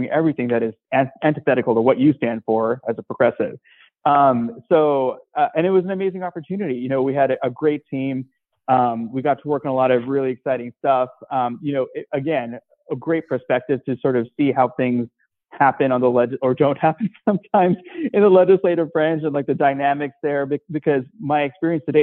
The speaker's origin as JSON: {"language": "English", "area": "Seattle suburbs", "region": "Washington", "country": "United States", "tie": "born or raised there", "also_born_or_lived": "India / Atlanta", "said": "growing up in the Seattle suburbs"}